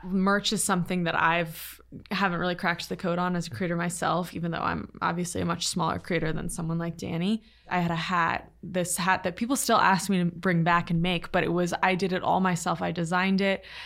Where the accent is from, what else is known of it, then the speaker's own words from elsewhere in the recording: Little Compton, Rhode Island, United States; moved away; also born or lived in Los Angeles; I'm from a really small beach town called Little Compton